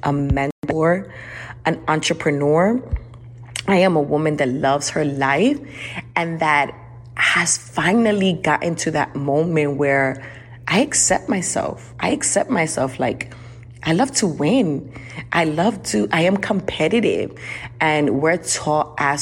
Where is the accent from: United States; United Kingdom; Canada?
United States; New York City, New York; now in Houston, United States; I'm originally from New York City, now living in Houston, Texas, and I grew up in the rough streets of New York